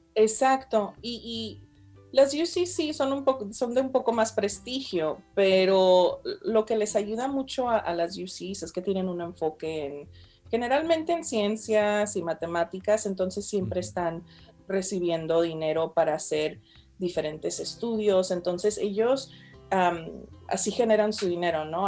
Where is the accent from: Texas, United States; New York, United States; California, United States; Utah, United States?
California, United States; Fresno; soy de aquí, ¿de qué me hablas? Fresno